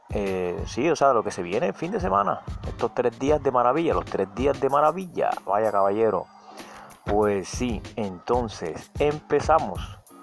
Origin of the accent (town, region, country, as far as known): Colombia